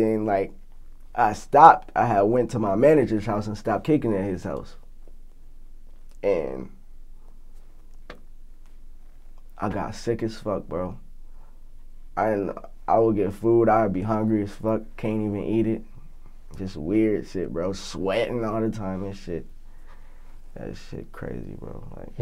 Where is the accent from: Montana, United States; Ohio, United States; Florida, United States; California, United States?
Ohio, United States; Canton; I'm from Canton